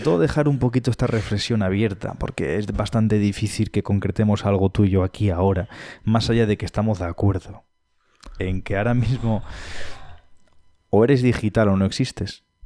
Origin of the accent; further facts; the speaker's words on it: Madrid, Community of Madrid, Spain; also born or lived in Cáceres; now in Pamplona, Spain; soy madrileño, he vivido también en Cáceres y soy pamplónica. Eh, llevo en Pamplona viviendo más años que en ningún lado.